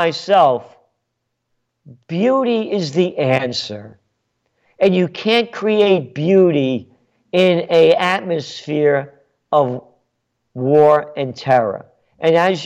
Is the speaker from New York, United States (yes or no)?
yes; New York City, New York, United States; now in Kingston, New York, United States; I'm a Napolitano born in the Bronx.